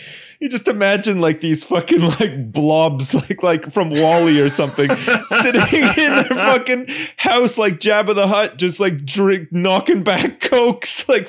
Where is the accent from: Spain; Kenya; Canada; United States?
Canada; Ottawa, Ontario; I remember when I was younger, where I grew up in Ottawa, in the suburbs, they introduced like this their recycling scheme.